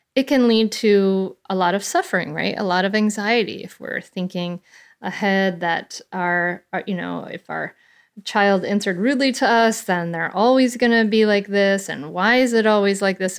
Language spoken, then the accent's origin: English; Bristol, Rhode Island, United States; I grew up in a little town called Bristol, Rhode Island